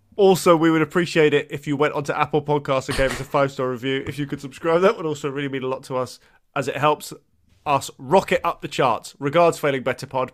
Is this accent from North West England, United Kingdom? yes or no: no; Brighton, South East England, United Kingdom; when I grew up in Bri, uh, you know, Brighton's always been like an okay place